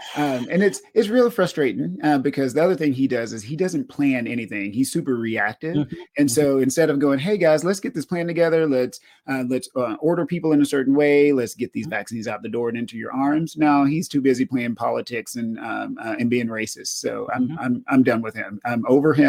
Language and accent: English; East Texas, United States; I'm from East Texas